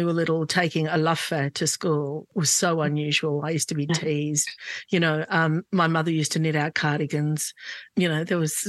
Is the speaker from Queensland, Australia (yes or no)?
no; Sydney, New South Wales, Australia; we grew up in Glebe, and lots of, you know, housing commission houses and homes, but very few migrants.